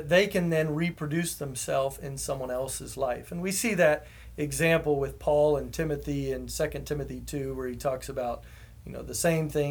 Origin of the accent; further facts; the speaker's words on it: Houston, Texas, United States; moved away as an adult; My family and I moved back here to Houston, which is my hometown